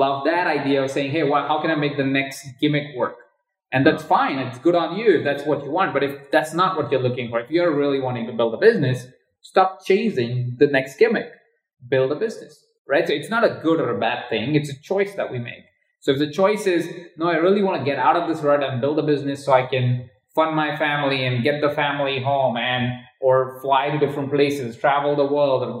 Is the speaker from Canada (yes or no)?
no; India; moved away; I grew up in India. In a household of 23 other people